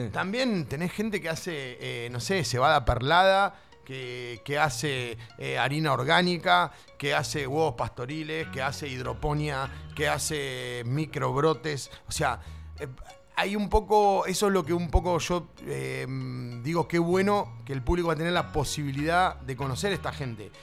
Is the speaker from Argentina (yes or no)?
yes; Barker, Buenos Aires Province, Argentina; also born or lived in Tandil / Mar del Plata; nací en Barker, o sea, nací en Tandil, pero soy de, Barker, de Villa Cacica acá, que es un pueblo de cerca